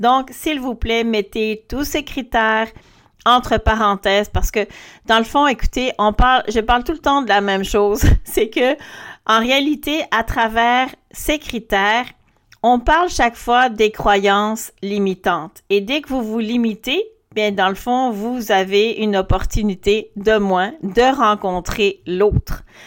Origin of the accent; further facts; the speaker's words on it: Belgium; moved away; also born or lived in Quebec; moi je suis belge